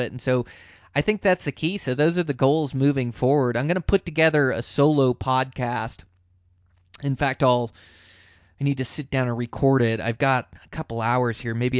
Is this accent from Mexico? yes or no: no; Montana, United States; my home state of Montana here